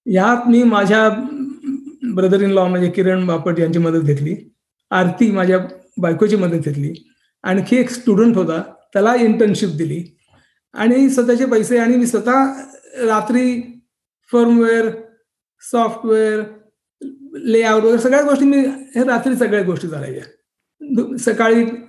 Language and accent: Marathi; Mumbai, Maharashtra, India; now in Silicon Valley, United States; माझा जन्म मुंबईमध्ये झाला